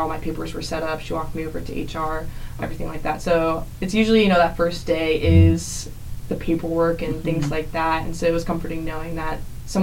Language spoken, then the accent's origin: English; Florida, United States; moved away as an adult; also born or lived in South Carolina; now in Atlanta, United States; I'm from Florida, went to undergrad in Florida, went to grad school in South Carolina